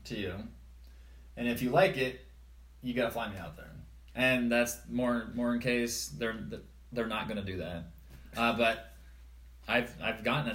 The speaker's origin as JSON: {"language": "English", "region": "Iowa", "country": "United States", "tie": "born or raised there", "moved": "yes"}